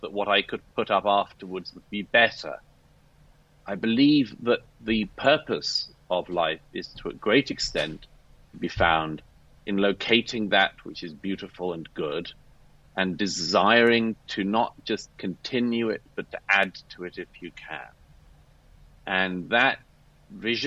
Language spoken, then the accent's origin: English; United Kingdom; I'm British by birth